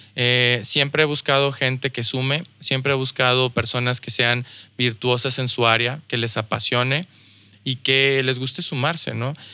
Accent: Mexico; also born or lived in United States; now in Saltillo, Mexico; como mexicano, como mexicano la tienes difícil en Estados Unidos

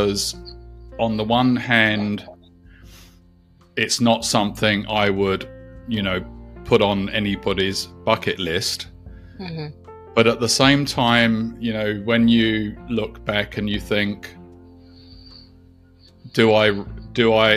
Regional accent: London, United Kingdom; moved away as an adult; now in New Zealand; I'm actually originally from the UK. I was born in London, and I migrated to New Zealand just before the millennium

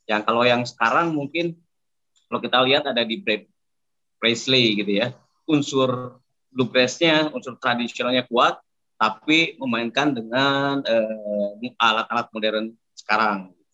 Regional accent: Indonesia; karena saya dibesarkan di Indonesia dulu zaman dulu untuk

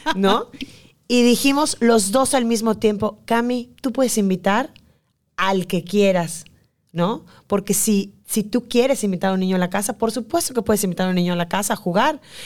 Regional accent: Yucatán, Mexico; somos nosotras las yucatecas

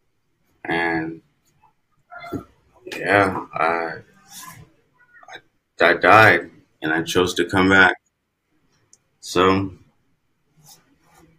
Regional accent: California, United States; also born or lived in Minnesota; now in Houston, United States; I'm originally from California, and I live in Houston, Texas now.

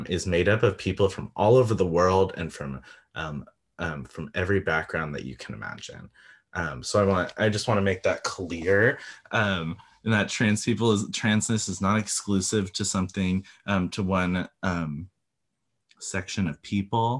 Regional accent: California, United States; I grew up in California in a very wealthy neighborhood, county

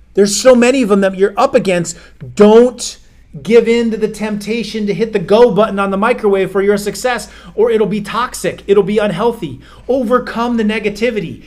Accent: Iowa, United States; I grew up in Iowa

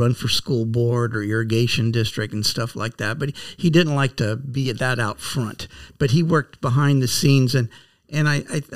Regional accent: Manteca, California, United States; also born or lived in Salida, California; I was raised actually on a dairy right by the Stanislaus River by Salida. That's the first home I remember. And then at age 7, we moved to Manteca. And that's where I was raised. I'm a Manteca, raised

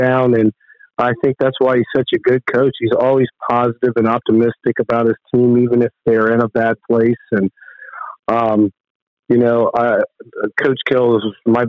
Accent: Elida, Ohio, United States; I grew up in the Elida school district, even though I went to Lima Central Catholic.

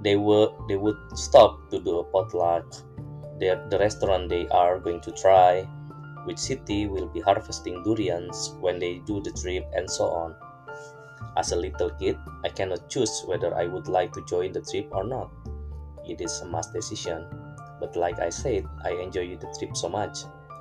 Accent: Sumatra, Indonesia; English is a second language; now in London, United Kingdom; I am now live in London. I'm researching about the Kamporji that vanished from my hometown in Sumatra Island due to colonialism in the past.

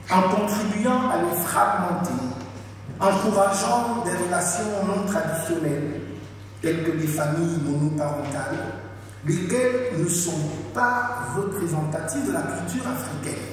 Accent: Paris region, Île-de-France, France; moved away as an adult; also born or lived in United States; now in Gabon; j'ai 51 ans. Je suis né ici en France de parents gabonais. J'ai passé une très grande partie de ma vie ici, en fait dans la région parisienne.

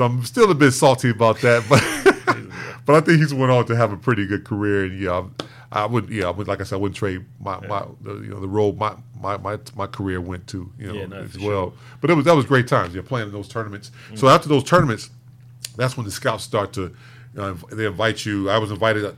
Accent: Chicago, Illinois, United States; Chicago, my hometown

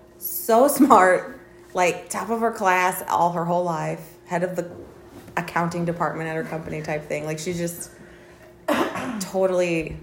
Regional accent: Troy, Missouri, United States; because I grew up in Troy.

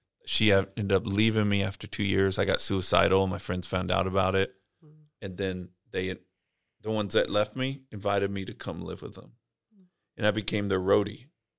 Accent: Bakersfield, California, United States; I grew up in Bakersfield, California, home of … and Hee Haw country music.

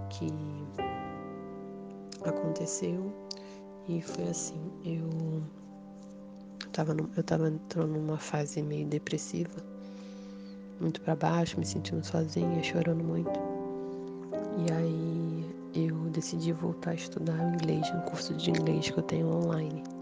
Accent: Rio de Janeiro, Brazil; eu sou aqui do Rio de Janeiro e vim contar é, a última experiência espiritual

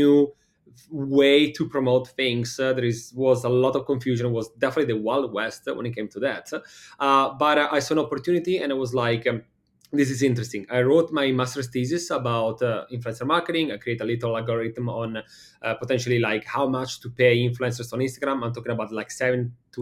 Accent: Milan, Lombardy, Italy; English is a second language; moved away as an adult; also born or lived in Copenhagen, Denmark; now in United States; from Milano, Italy, as you can easily understand from the accent. And I moved to the States now, what is it, like maybe 6 years ago

